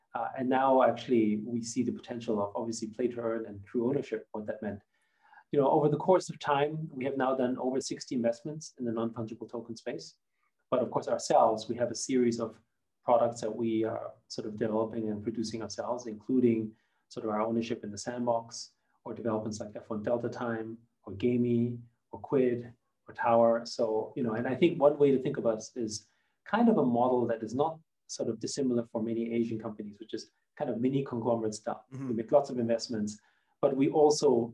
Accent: Austria; first language German; English is a second language; moved away; I grew up in Austria. So I was very much sort of, you know, as a Chinese person in Austria, growing up in the 70s

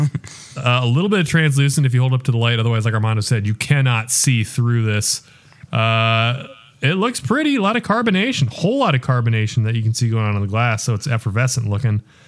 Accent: Iowa, United States; now in Kansas City, United States; Decorah is almost, I think, ninety minutes north of where I'm from.

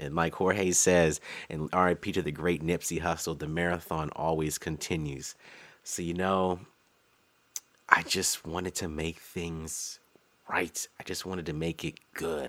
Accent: Maryland DMV area, United States; I'm a designer from the Maryland D M V area

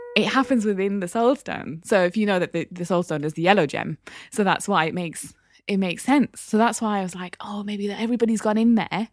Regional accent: Newcastle upon Tyne, North East England, United Kingdom; I'm from Biker

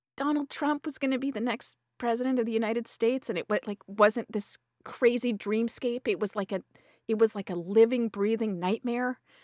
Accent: Canada; accent: Canadian; my fucking Canadian accent

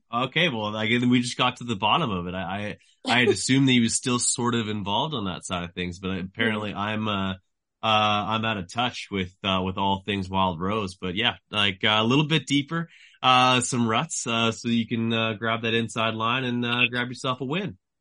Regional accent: Canada; I am a Canadian journalist.

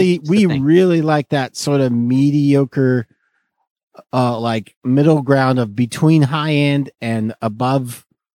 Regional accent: Fresno, California, United States; I'm from Fresno

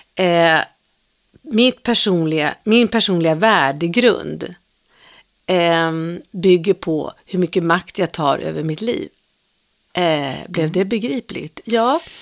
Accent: Stockholm, Stockholm County, Sweden; also born or lived in Farsta; Jag föddes ju då i Farsta, men sen växte jag upp i Svedmyra

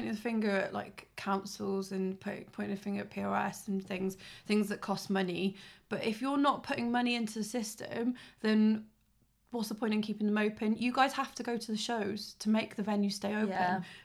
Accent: Tenby, Wales, United Kingdom; now in Cardiff, United Kingdom; I'm from Tenby, South Wales

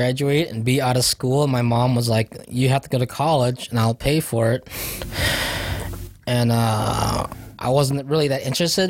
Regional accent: Tustin, California, United States; I'm from Tustin.

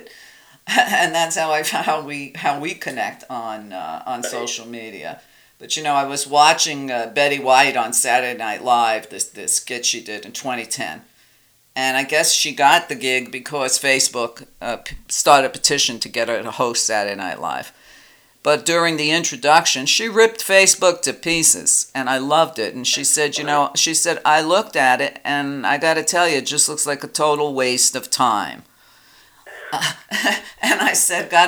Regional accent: New York, United States; I grew up in New York when they were still doing blockbusting

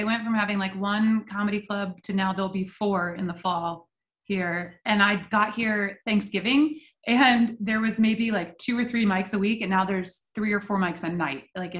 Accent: New Jersey, United States; now in Austin, United States; Yeah, I grew up in New Jersey, so my accent is.

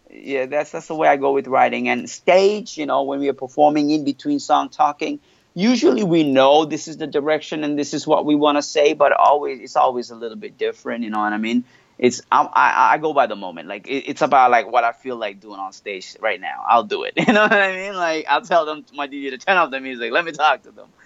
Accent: Montreal, Quebec, Canada; first language French; English is a second language; moved away as an adult; also born or lived in Australia; now in Indonesia; I was born and raised in Montreal, so I, French is my first language.

